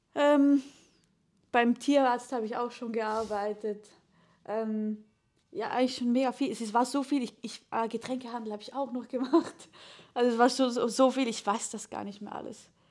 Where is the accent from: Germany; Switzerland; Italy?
Switzerland; ich bin äh, Schweizer Künstlerin